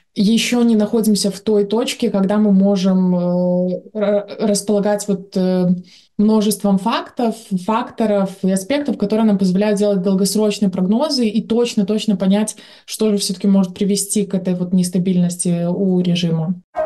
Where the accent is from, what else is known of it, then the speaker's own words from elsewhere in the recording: Belarus; как белорусы в целом